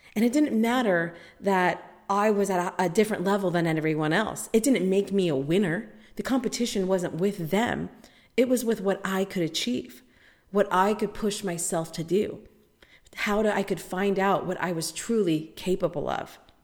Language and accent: English; United States; I'm American